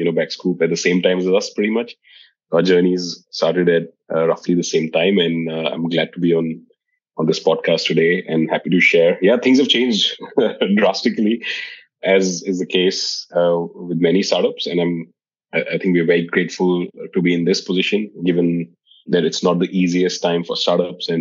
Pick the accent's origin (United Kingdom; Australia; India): India; Dehradun, Uttarakhand; moved away as an adult; now in Singapore; I grew up in India in a small town called Dehradun.